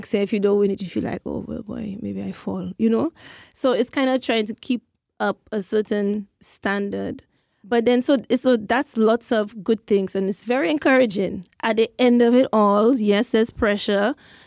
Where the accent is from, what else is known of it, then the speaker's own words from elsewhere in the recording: St. Lucia; moved away; that's what we say in St. Lucia